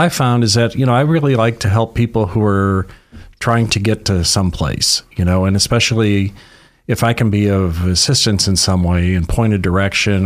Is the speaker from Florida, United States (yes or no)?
no; Detroit, Michigan, United States; moved away as an adult; also born or lived in Los Angeles / San Francisco; now in Sacramento, United States; I'm originally from Detroit area and lived in Michigan for about the first 25 years of my life.